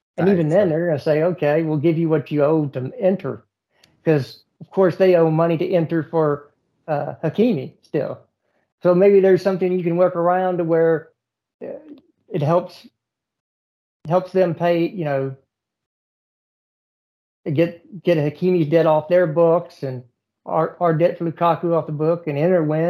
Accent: United States; I'm an American.

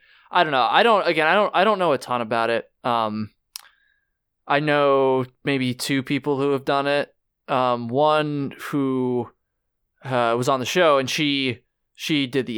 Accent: Ireland; Maybe Ireland. I'd go to Ireland, do some hiking there. I'm Irish.

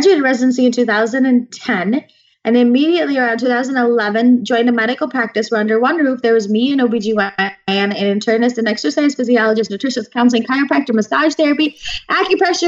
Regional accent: Naperville, Illinois, United States; I was born and raised in Naperville, Illinois

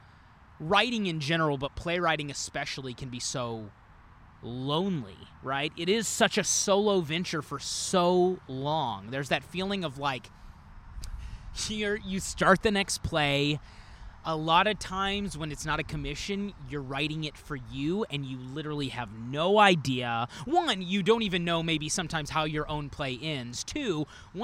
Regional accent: Northwest Arkansas, United States; moved away as an adult; now in Chicago, United States; I grew up in Northwest Arkansas

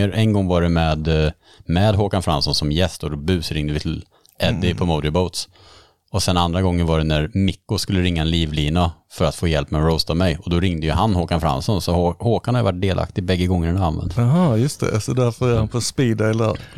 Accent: Örkelljunga, Skåne, Sweden; moved away as an adult; also born or lived in Slovakia; now in Hultsfred, Sweden; Jag kommer från Örkelljunga i Skåne.

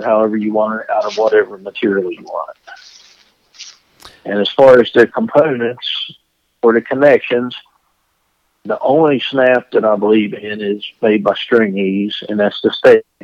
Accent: Jane Lew, West Virginia, United States; I'm from Jane Lou, West Virginia, which is a town of, well, we have no stoplights.

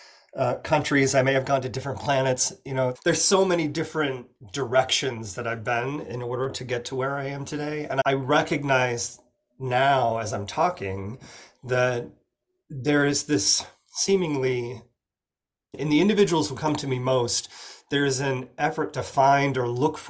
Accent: Oregon, United States; I'm from Oregon in the Pacific Northwest

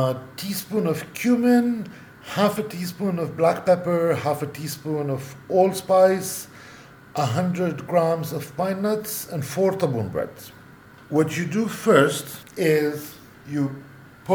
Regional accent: Bethlehem area, West Bank, Palestine; I come from the Bethlehem area

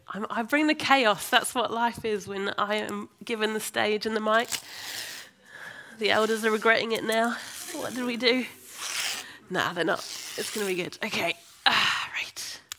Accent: United States; now in Birmingham, United Kingdom; Didn't take me long to learn to lose my Americanness and learn how to interact like the English.

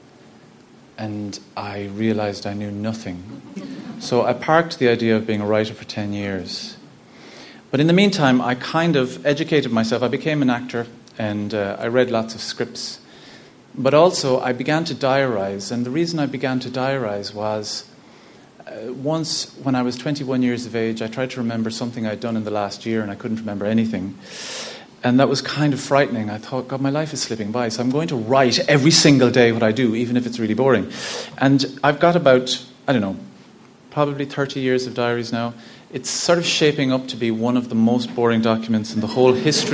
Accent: Ennis, Munster, Ireland; I'm from Ennis, County Clare. I'm the 8th of 10 children.

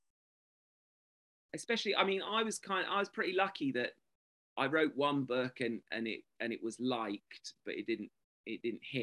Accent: England, United Kingdom; I'm English

